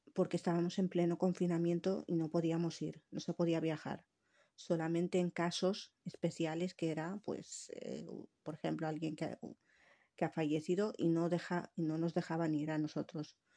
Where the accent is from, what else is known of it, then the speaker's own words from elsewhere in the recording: Tangier, Tanger-Tetouan-Al Hoceima, Morocco; also born or lived in Valencian Community; now in Spain; yo soy marroquí, nacida en Tánger